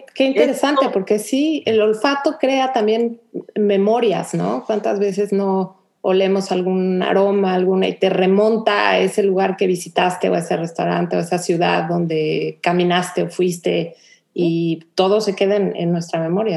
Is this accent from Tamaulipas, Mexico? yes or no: no; Mexico City, Mexico; moved away as an adult; now in Houston, United States; yo como mexicana me pasó también un poco lo mismo, que en la Ciudad de México vives con un poco homogéneo